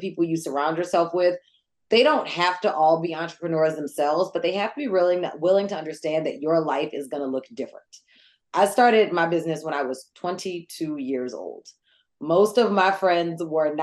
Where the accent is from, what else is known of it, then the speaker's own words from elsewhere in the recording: New Orleans, Louisiana, United States; also born or lived in New York; I'm from New Orleans, born and bred.